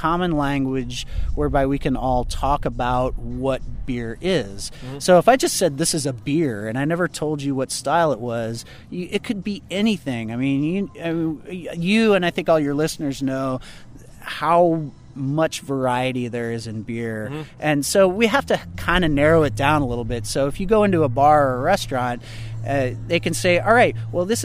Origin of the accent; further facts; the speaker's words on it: Missouri, United States; also born or lived in Cape Girardeau, Missouri / Ste. Genevieve, Missouri / St. Louis, Missouri; now in Kansas City, United States; I'm originally from the St. Louis area. I was born in Cape Girardeau, Missouri